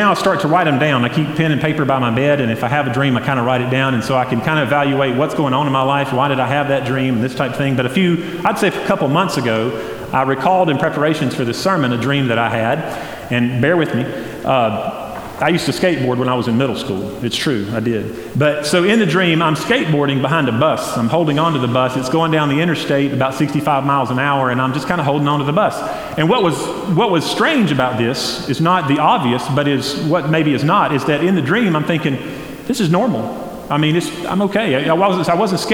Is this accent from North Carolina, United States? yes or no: yes; Flat Rock, North Carolina, United States; I grew up near East Henderson High School, there in Henderson County, near Flat Rock